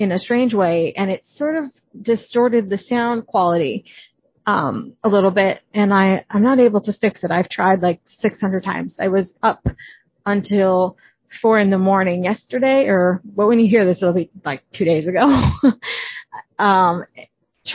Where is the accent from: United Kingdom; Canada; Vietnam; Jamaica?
Canada; I'm Canadian